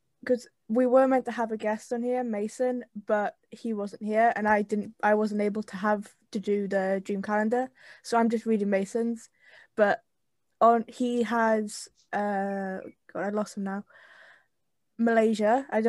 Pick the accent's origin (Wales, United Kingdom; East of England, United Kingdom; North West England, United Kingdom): Wales, United Kingdom; and I'm Welsh.